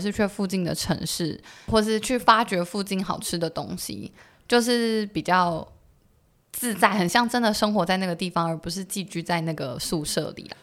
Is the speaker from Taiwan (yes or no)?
yes; Taiwan; 我们台湾人